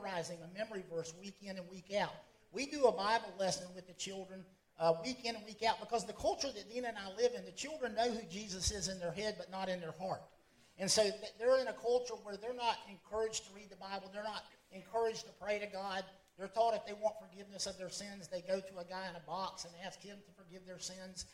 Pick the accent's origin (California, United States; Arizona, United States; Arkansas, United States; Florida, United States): Florida, United States; Callahan; moved away as an adult; now in Ecuador; I'm from Callahan